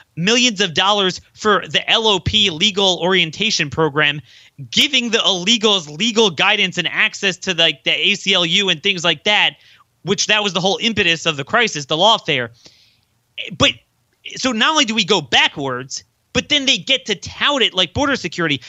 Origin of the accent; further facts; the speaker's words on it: Baltimore, Maryland, United States; my hometown of Baltimore